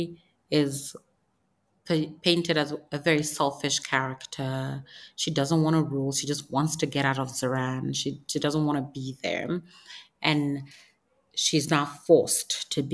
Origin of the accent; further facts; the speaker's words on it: Nigeria; I'm Nigerian. It's important that I uphold the traditions of my people